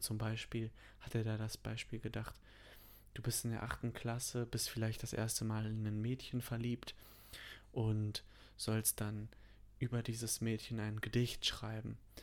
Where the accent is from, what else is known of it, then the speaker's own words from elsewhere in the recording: North Rhine-Westphalia, Germany; dass ich in NRW zur Schule gegangen bin